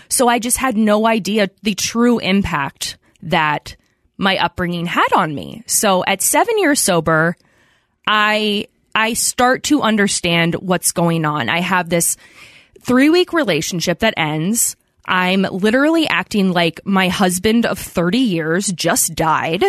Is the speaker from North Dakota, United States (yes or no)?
no; outside of Philadelphia, Pennsylvania, United States; I grew up outside of Philadelphia